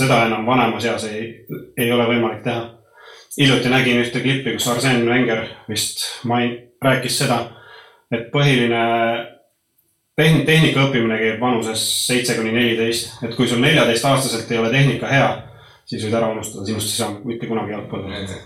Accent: Põltsamaa, Jõgeva County, Estonia; moved away; also born or lived in Norway / Sweden; mina olen sündinud, sündinud ja kasvanud Põltsamaal

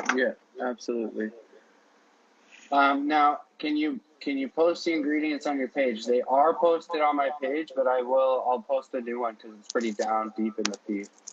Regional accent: Canada; I'm Canadian

